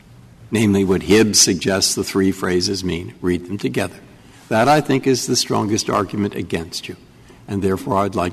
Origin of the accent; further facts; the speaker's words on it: the West, United States; I'm from the West.